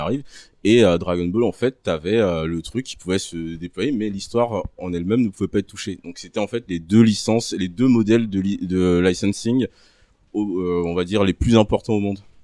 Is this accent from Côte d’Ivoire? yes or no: yes; Côte d’Ivoire; moved away; j'ai grandi en Côte d'Ivoire je suis né en Côte d'Ivoire